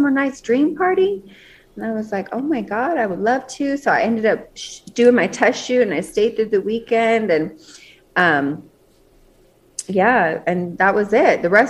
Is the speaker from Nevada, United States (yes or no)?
yes; Las Vegas, Nevada, United States; I was born and raised in Las Vegas.